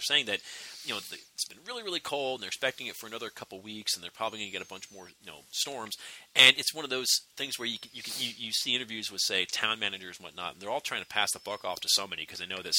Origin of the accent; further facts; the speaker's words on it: Pennsylvania, United States; when I was growing up in Pennsylvania